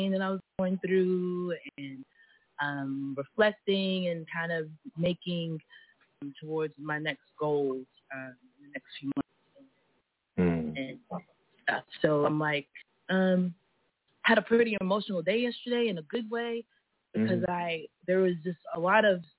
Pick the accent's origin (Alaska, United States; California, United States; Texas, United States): Texas, United States; Houston; I was born in Houston, Texas, in Sharpstown area.